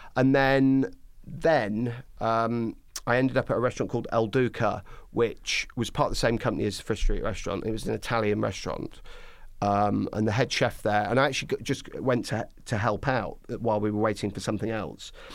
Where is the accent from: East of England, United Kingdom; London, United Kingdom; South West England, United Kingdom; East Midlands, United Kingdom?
East Midlands, United Kingdom; Skegness; moved away; I'm originally from Skegness in Lincolnshire